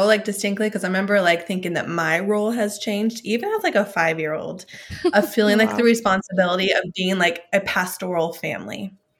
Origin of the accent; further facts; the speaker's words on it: Klamath Falls, Oregon, United States; born there; Well, I was born in Klamath Falls, Oregon. So small town. I grew up in a Christian household.